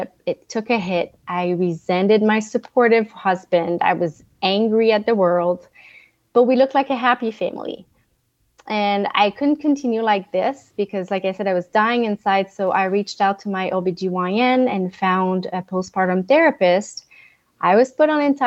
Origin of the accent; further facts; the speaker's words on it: Montreal, Quebec, Canada; first language French; English is a second language; now in Northern California, United States; I am from Montreal, Canada. So my accent, if you hear it, is my first language is French, but I now live in a beautiful mountain town in Northern California